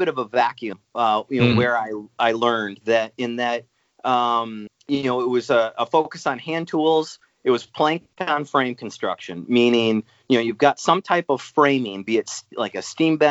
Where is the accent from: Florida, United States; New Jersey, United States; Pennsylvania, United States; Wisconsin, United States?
Wisconsin, United States; Eau Claire; also born or lived in Rhode Island / upstate New York; I grew up in Eau Claire, Wisconsin